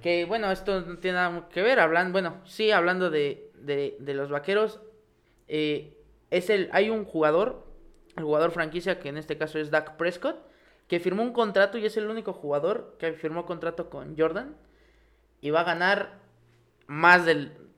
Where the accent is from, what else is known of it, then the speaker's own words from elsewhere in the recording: Pachuca, Hidalgo, Mexico; aquí donde somos, TEC de Pachuca